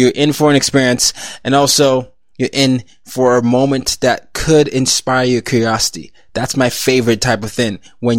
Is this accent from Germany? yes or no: no; Nigeria; And not just because as a Nigerian, it means so much to me, because it, you know, it talks about the continent and, you know, African diaspora.